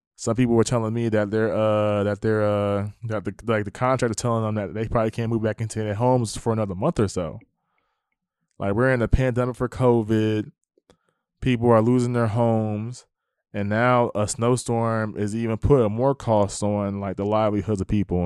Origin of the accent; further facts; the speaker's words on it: New Jersey, United States; now in Texas, United States; I'm from New Jersey